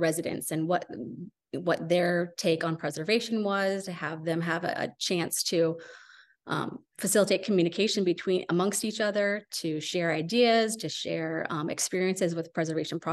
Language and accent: English; Astoria, Oregon, United States; also born or lived in Vermont; I was born and raised here in Astoria